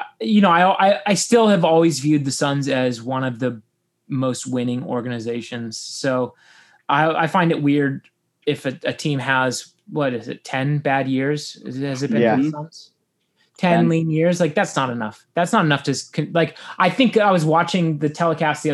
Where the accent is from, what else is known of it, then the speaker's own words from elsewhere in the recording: Phoenix, Arizona, United States; moved away; someone who grew up in Phoenix